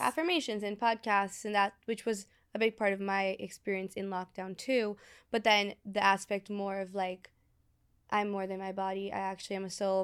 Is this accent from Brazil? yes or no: yes; Brazil; born or raised there; moved away